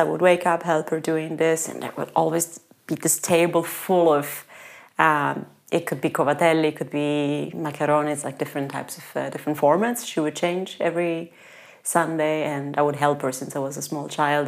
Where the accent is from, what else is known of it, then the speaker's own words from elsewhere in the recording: Calabria, Italy; moved away as an adult; There's actually a DOP pecorino DOP from uh, from my town, actually mm. from my hometown. There's a pecorino crotonese.